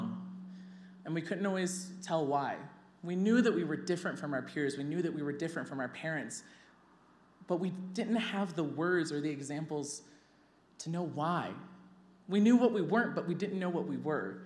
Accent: Kentucky, United States; I grew up in a very loving, beautiful home in Kentucky

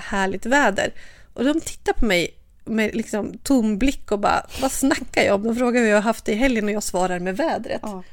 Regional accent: Sweden; hemma i Sverige

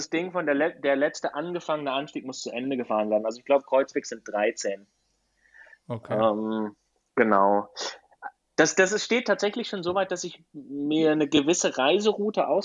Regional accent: Black Forest, Baden-Württemberg, Germany; now in Girona, Spain; Teil wird auf meiner Heimatstrecke ähm, stattfinden. Im, im, Im, Schwarzwald.

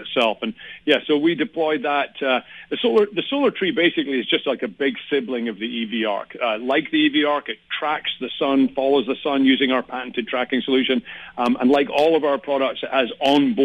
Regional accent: Scotland, United Kingdom; now in San Diego, United States; I am from Scotland.

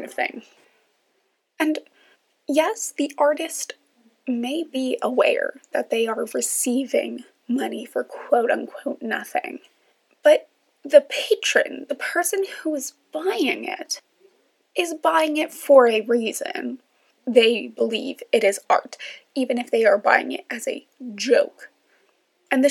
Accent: New York, United States; now in Washington, D.C., United States; I am from New York

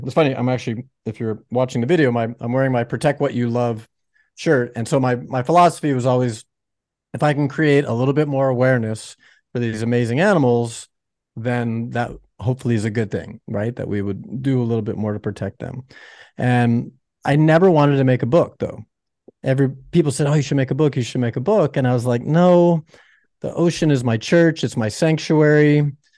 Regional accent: Florida, United States; also born or lived in Chicago, Illinois; now in Laguna Beach, United States; I was born in the Midwest in Chicago, uh, no ocean there. And then I actually grew up in Florida

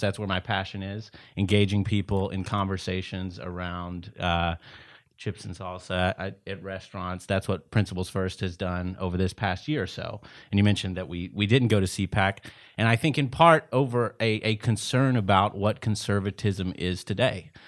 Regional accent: East Texas, United States; born and raised in East Texas

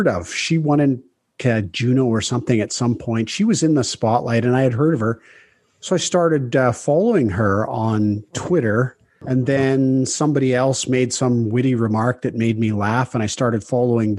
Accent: southern BC interior, British Columbia, Canada; We all grew up in southern BC, in the interior, small town

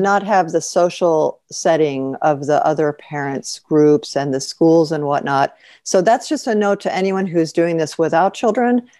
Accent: Chicago, Illinois, United States; moved away as an adult; also born or lived in New York / Paris / Cairo / Sharm el Sheikh; when we moved back to Chicago, my hometown

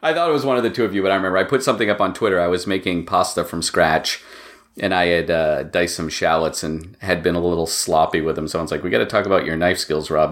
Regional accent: Maine, United States; moved away as an adult; also born or lived in Boston; now in Massachusetts, United States; I grew up in Maine, and I went to college in Boston, and I live in Massachusetts

